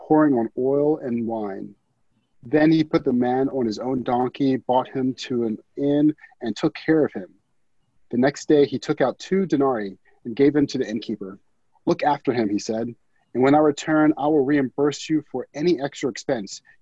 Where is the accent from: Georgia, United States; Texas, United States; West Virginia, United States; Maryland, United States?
Maryland, United States; Baltimore; originally from Baltimore, Maryland, born and raised